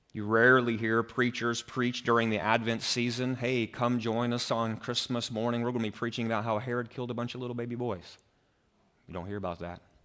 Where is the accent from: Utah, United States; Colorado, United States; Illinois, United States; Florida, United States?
Illinois, United States; Greene County; So I grew up in Greene County. The center of Greene County is Carrollton, Illinois